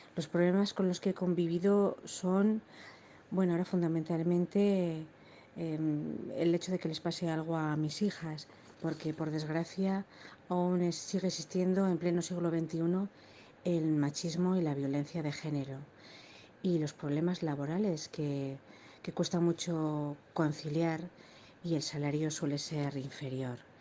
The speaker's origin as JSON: {"language": "Spanish", "town": "Logroño", "region": "La Rioja", "country": "Spain", "said": "soy de Logroño"}